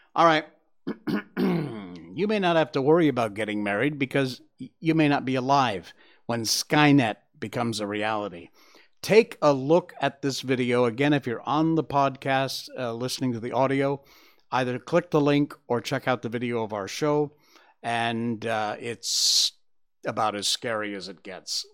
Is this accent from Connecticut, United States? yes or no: yes; Cornwall, Connecticut, United States; I grew up in Cornwall, Connecticut